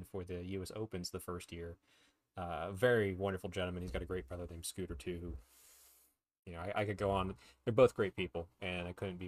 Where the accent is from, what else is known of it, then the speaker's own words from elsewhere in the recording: United States; as an American